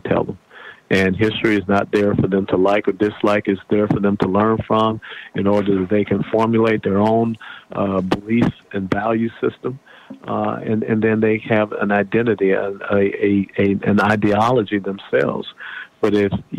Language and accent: English; Atlanta, Georgia, United States; when I was a kid growing up in Atlanta